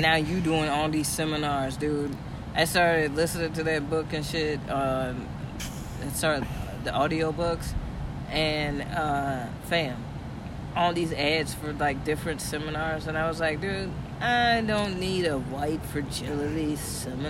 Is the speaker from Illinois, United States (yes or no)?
yes; Aurora, Illinois, United States; I'm from Aurora